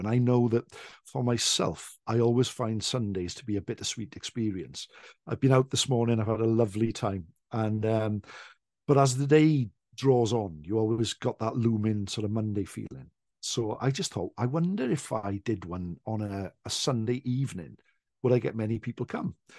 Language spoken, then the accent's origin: English; Wales, United Kingdom; the Welsh in general is that we are naturally quite a shy people